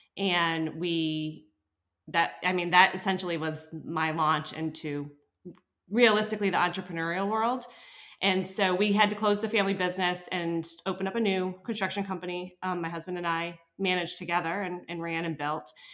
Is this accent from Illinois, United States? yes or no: no; upstate New York, United States; now in New Hampshire, United States; I was born in New Hampshire, but I um, grew up in upstate New York, and when I moved back to New Hampshire